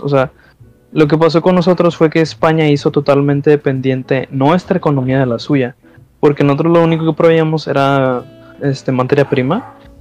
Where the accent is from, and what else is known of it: Mexico